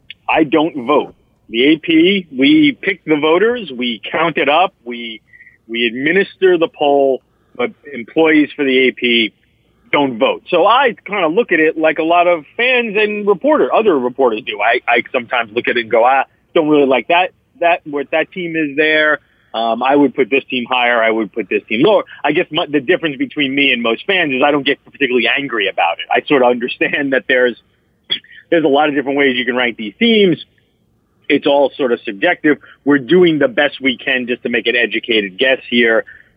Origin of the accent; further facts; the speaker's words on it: Queens, New York, United States; I had, when I was young, and I grew up in Queens, and had my father didn't give much care about college football.